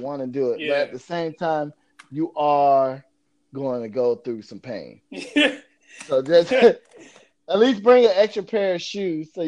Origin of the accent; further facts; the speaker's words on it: Florida, United States; moved away; I grew up in Florida